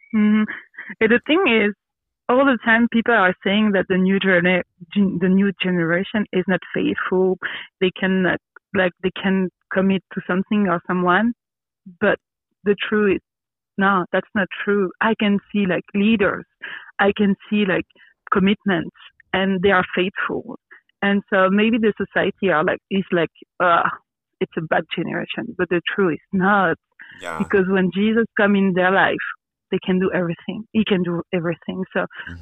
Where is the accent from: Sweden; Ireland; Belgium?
Belgium; English is a second language; also born or lived in Brussels / Quebec / Grenoble; Yes, I grew up in Belgium. Um, uh, I'm born in Brussels, so the capital of the country. Mm-hmm. Uh, but I grew up in a small village with my family